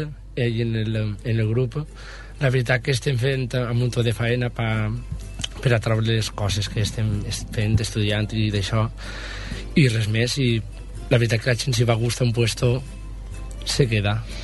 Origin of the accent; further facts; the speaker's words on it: L'Alcúdia, Valencian Community, Spain; Jo sóc de l'Alcúdia.